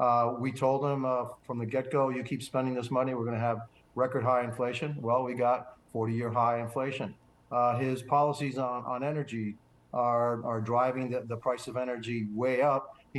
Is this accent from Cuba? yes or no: yes; Cuba; now in United States; obviously I was born in Cuba